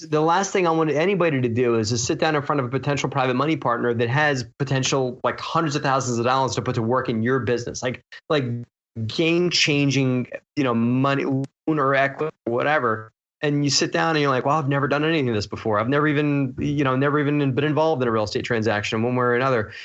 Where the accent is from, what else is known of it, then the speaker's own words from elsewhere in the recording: Baltimore, Maryland, United States; I grew up in Baltimore